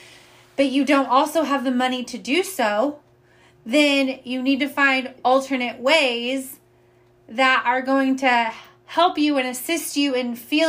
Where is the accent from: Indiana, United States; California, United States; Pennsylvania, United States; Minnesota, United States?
Indiana, United States; now in Austin, United States; I'm from Indiana